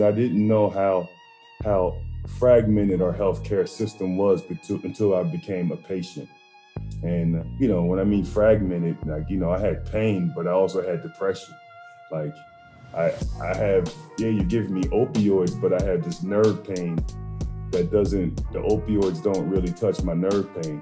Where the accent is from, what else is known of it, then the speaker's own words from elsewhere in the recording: New Jersey, United States; that's where I was born at in Jersey.